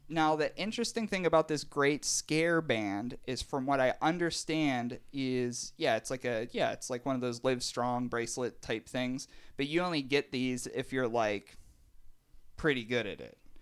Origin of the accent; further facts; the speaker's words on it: Pittsburgh, Pennsylvania, United States; we're from Pittsburgh and we love the Steelers